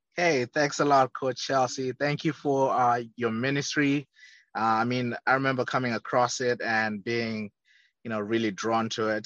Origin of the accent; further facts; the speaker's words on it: Zimbabwe; moved away as an adult; also born or lived in Leeds, England; now in United States; born and raised in Zimbabwe, a small southern African country